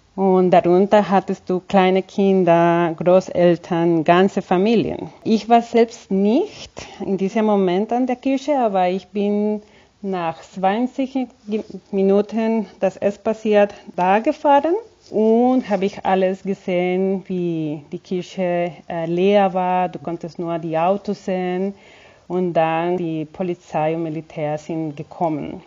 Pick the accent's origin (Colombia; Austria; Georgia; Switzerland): Colombia; Cali, Valle del Cauca; German is a second language; moved away as an adult; now in Germany; Ich bin in Kolumbien geboren und aufgewachsen